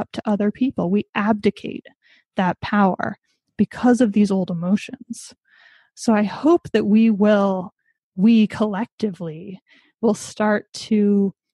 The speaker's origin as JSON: {"language": "English", "country": "United States", "said": "my family history, as with many Americans, I'm American, is that of immigrants"}